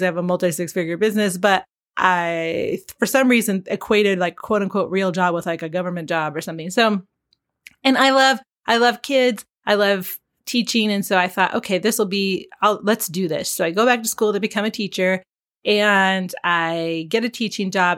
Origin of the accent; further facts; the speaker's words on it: Pacific Northwest, United States; now in Landers, California, United States; we grew up in the Pacific Northwest, where, of course, everything is very green